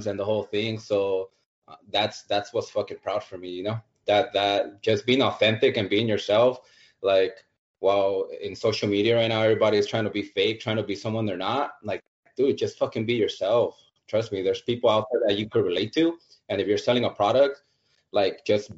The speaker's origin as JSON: {"language": "English", "town": "Los Angeles", "region": "California", "country": "United States", "tie": "born or raised there", "said": "I grew up in Southeast"}